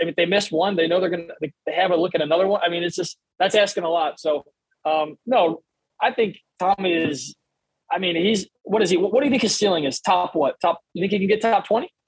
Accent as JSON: {"language": "English", "country": "United States", "said": "a American tennis fan myself"}